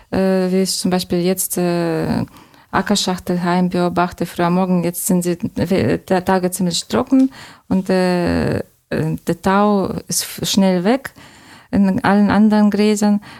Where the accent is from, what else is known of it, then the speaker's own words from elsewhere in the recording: Saint Petersburg, Russia; German is a second language; Ich bin ähm, als Großstadtkind aufgewachsen in zauberhaften St. Petersburg. Und äh, äh, jetzt wohne ich in einer Laube.